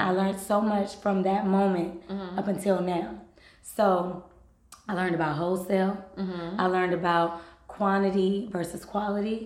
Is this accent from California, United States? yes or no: yes; Los Angeles, California, United States; Los Angeles is my hometown